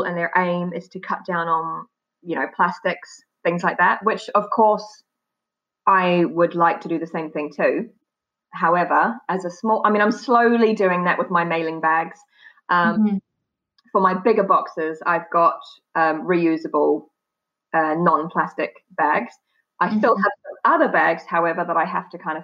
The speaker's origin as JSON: {"language": "English", "country": "New Zealand", "tie": "born or raised there", "moved": "as an adult", "lives_now": "United Kingdom", "said": "I was born in New Zealand"}